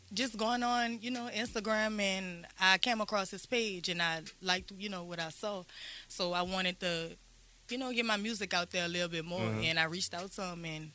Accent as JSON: {"language": "English", "town": "New Orleans", "region": "Louisiana", "country": "United States", "said": "I'm from New Orleans downtown. My whole family is originally from the Nine World Desire."}